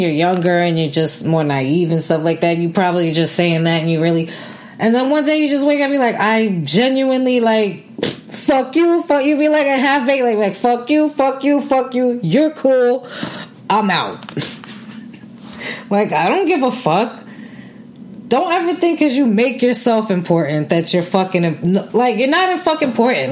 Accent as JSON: {"language": "English", "town": "New York City", "region": "New York", "country": "United States", "tie": "born or raised there", "said": "I grew up in New York City."}